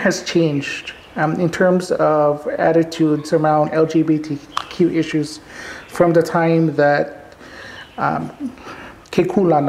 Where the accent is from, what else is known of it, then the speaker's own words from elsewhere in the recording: Honolulu, Hawaii, United States; first language Hawaiian; English is a second language; When I was growing up in Papakulea, my grandmother spoke Hawaiian in the house